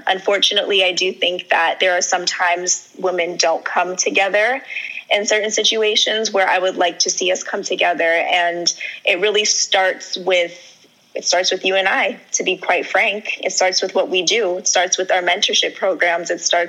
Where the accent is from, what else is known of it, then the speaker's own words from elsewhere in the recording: Trinidad & Tobago; A lot of people know this, but I'm Trinidadian and my parents are from Trinidad and Tobago.